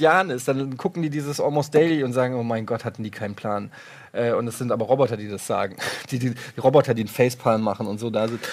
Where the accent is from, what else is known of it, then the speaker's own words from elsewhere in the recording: Frankfurt, Hesse, Germany; ich komme ja aus Frankfurt, ich bin Eintracht-Fan